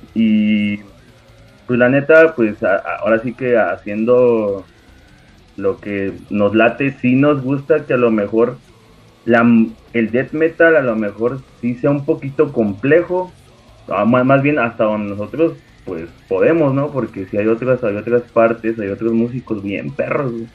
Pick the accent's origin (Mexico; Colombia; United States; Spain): Mexico; Tepeji del Río, Hidalgo; de aquí de donde somos, de Tepejim